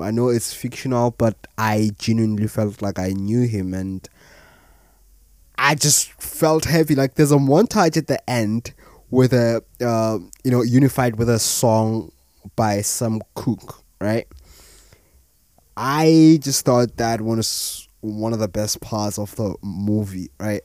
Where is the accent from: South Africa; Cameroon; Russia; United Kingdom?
South Africa; As a South African myself